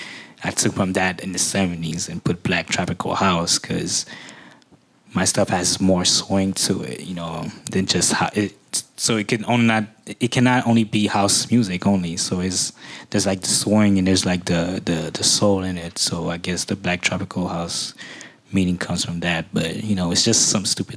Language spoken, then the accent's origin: English; Haiti; I come from Haiti where, you know, very Caribbean influences